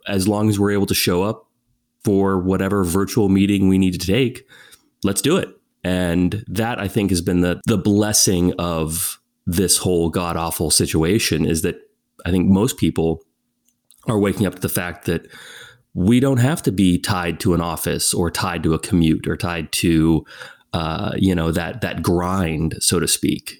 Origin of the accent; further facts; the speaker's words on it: California, United States; moved away as an adult; also born or lived in Abu Dhabi; I was born and raised in California, as you said, and it was a very small town, a very small community